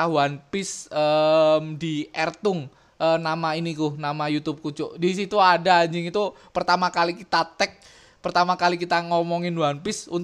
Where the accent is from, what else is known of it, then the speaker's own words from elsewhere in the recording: Java, Indonesia; kan kita maksudnya kita tuh orang Jawa